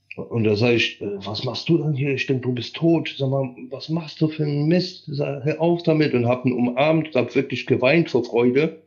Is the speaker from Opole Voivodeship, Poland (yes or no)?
no; Silesian Voivodeship, Poland; moved away; ich bin, wie gesagt, in Oberschlesien geboren mit österreichischen Wurzeln, also mütterlicherseits sind alle aus Österreich.